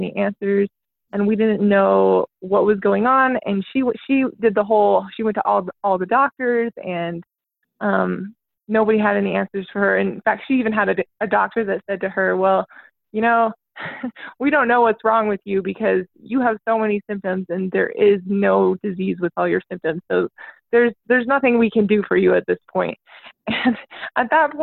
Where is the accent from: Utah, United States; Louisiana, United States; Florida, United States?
Utah, United States; I'm from Utah, so I grew up in like a really big family